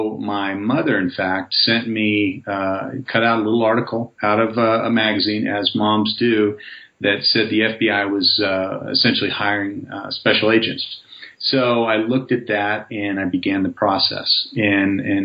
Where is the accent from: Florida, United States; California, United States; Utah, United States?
California, United States; Southern; moved away as an adult; also born or lived in Italy; I grew up in Southern California out in the desert